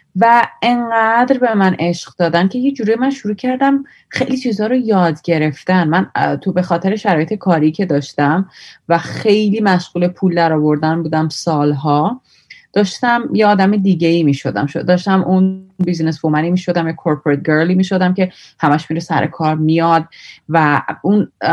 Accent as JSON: {"language": "Persian", "country": "Iran", "also_born_or_lived": "India", "moved": "yes", "said": "ایرانی هستم"}